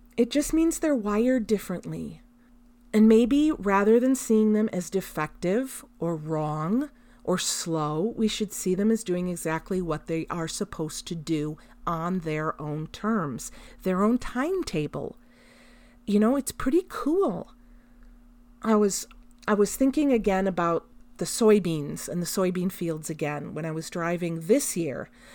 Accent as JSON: {"language": "English", "country": "United States", "said": "as American parents"}